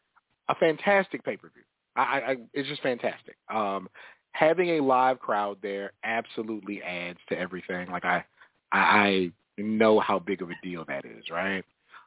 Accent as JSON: {"language": "English", "region": "New York", "country": "United States", "said": "Like, girls look better in New York. Music better in New York. Did you know I was from New York?"}